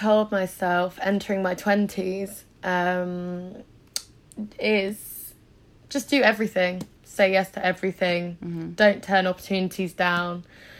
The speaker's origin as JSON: {"language": "English", "area": "Isle of Wight", "region": "South East England", "country": "United Kingdom", "tie": "born or raised there", "moved": "as an adult", "lives_now": "London, United Kingdom", "said": "I'm from the Isle of Wight, somewhere that's where I was born. And there's not a lot going on there."}